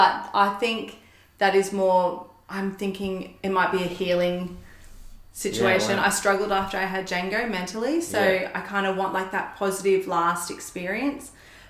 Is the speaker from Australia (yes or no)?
yes; Gold Coast, Queensland, Australia; Gold Coast.